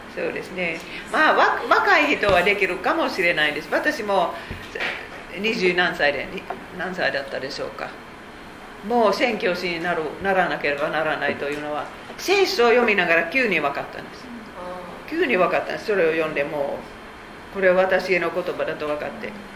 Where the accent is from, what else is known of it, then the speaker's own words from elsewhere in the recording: Finland; Japanese is a second language; moved away as an adult; now in Japan; 私たちフィンランド人は言います